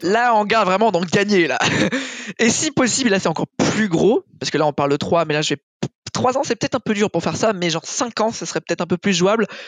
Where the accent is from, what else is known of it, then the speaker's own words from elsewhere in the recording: France; maintenant je suis français